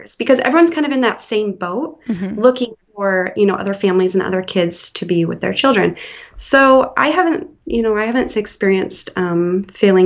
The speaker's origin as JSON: {"language": "English", "region": "Washington", "country": "United States", "moved": "as an adult", "lives_now": "Wisconsin, United States", "said": "We are originally from Washington State, and we belong to a church community out there."}